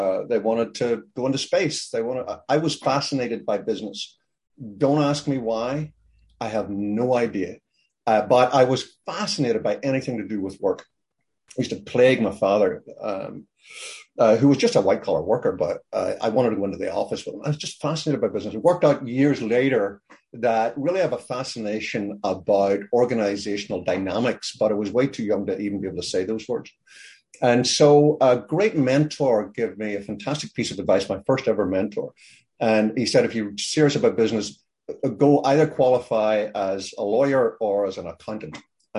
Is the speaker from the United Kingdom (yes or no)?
yes; Belfast, Northern Ireland, United Kingdom; also born or lived in Chesapeake Bay, Maryland; now in Maryland, United States; I grew up in Belfast in Ireland, part of the United Kingdom.